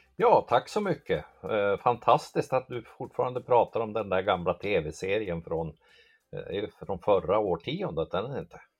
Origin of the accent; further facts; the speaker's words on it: Hamrånge, Gävleborg County, Sweden; accent: mix of Dalarna dialect and Norrland dialect; now in Blekinge, Sweden; kommer från strax norr om Gävle, en eh, Hamrånge heter det, Hamrångefjärn eller en sån här bruksort, Norrsundet där låg där som, det är därför min dialekt är som den här, en blandning mellan dalmål och norrländska.